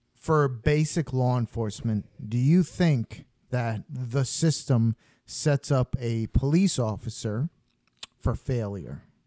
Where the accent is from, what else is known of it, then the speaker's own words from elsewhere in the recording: New York, United States; I'm from New York